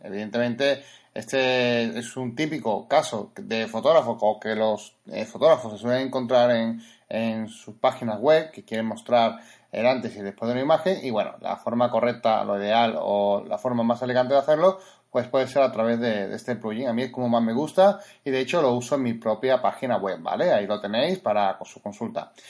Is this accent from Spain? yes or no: yes; Spain; somos de España